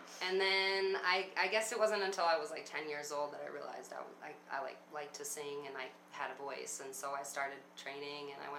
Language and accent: English; New York City, New York, United States; I grew up in Brooklyn, New York